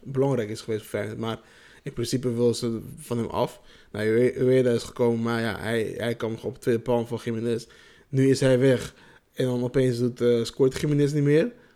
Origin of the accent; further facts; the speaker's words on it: Nijmegen, Gelderland, Netherlands; trots om een Nijmegen, Nijmegenaar te zijn. Je durft ook als je in een andere stad bent te zeggen van, ja, ik kom uit Nijmegen.